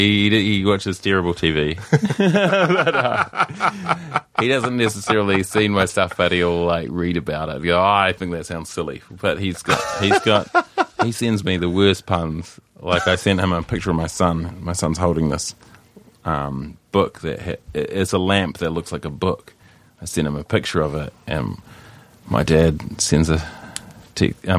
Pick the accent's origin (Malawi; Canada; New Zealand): New Zealand